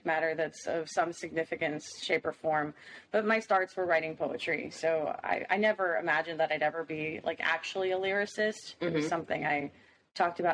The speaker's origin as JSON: {"language": "English", "town": "Miami", "region": "Florida", "country": "United States", "said": "I'm from Miami, Florida"}